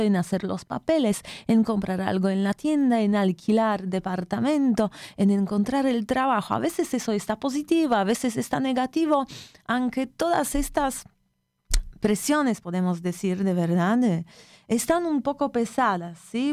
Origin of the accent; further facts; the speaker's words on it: Poland; Spanish is a second language; moved away; also born or lived in Latin America; yo soy de Polonia